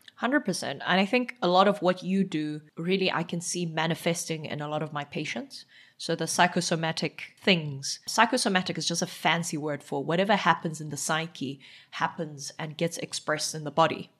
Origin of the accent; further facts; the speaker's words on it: Eastern Cape, South Africa; first language Xhosa; English is a second language; also born or lived in Johannesburg; now in Cape Town, South Africa; growing up in South Africa